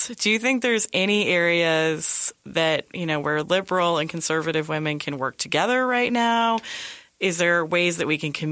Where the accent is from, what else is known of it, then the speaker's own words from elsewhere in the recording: near San Francisco, California, United States; I grew up near San Francisco